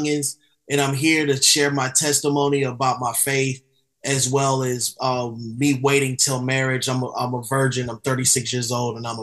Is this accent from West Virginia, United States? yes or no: no; Atlanta, Georgia, United States; also born or lived in Albany, New York; I came down here at a young age